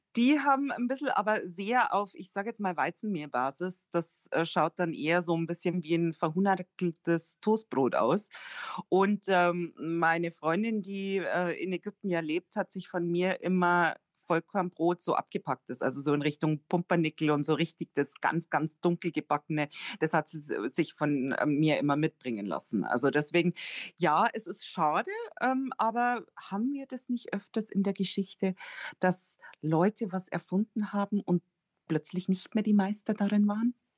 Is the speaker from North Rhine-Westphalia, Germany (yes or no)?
no; Rosenheim, Bavaria, Germany; Fürstädt ist ein Ortsteil von Rosenheim und ich bin da auch ganz in der Nähe aufgewachsen